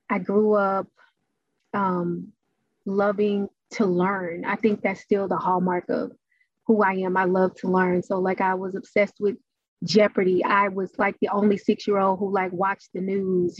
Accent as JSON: {"language": "English", "town": "Dallas", "region": "Texas", "country": "United States", "tie": "born or raised there", "said": "I was born and raised in Dallas"}